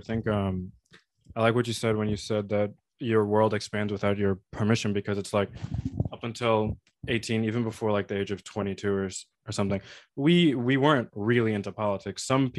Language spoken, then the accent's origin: English; New York, United States; And us coming from New York, we're a little bit more privileged to be in a place where it's like the most diverse place in the world.